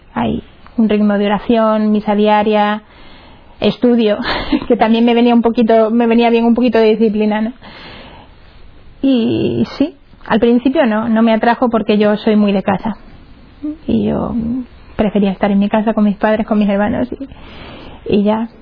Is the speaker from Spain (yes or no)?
yes; Cáceres, Extremadura, Spain; soy de Cáceres, de allá de Extremadura, bonita tierra.